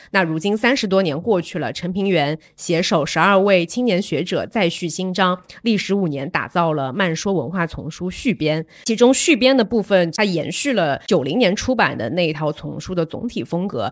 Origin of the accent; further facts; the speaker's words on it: Zhejiang, China; 我作为一个浙江人